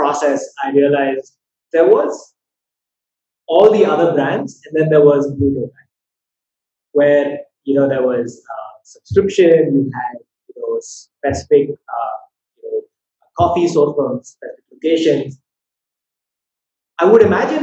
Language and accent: English; Chennai, Tamil Nadu, India; Chennai is my hometown.